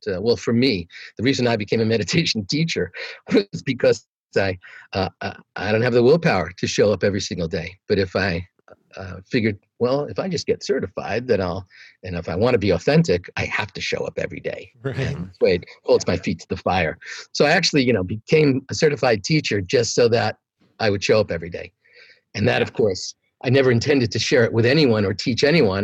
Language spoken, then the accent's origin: English; New York, United States; moved away; I'm from New York.